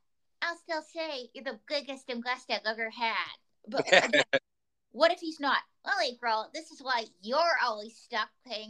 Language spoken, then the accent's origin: English; Pocatello, Idaho, United States; he's from my hometown of Pocatello, Idaho.